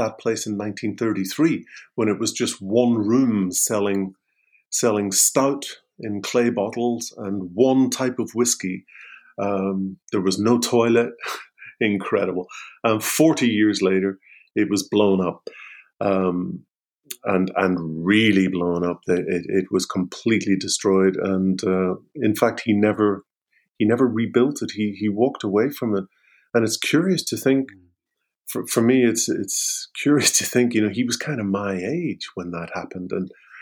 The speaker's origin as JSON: {"language": "English", "town": "Derry", "region": "Northern Ireland", "country": "United Kingdom", "tie": "born or raised there", "moved": "as an adult", "said": "I was born in Derry in 1959 into, a typical kind of Irish family."}